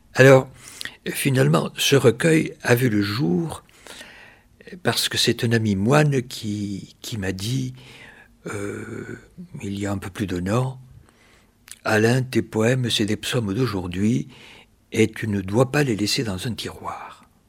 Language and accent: French; Malaussanne, Nouvelle-Aquitaine, France; mon village natal.